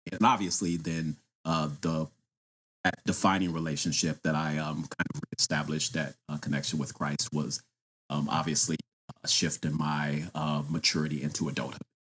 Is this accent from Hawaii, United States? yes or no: no; Austin, Texas, United States; now in Washington, D.C., United States; I am originally from Austin, Texas, and I currently live in Washington, D C.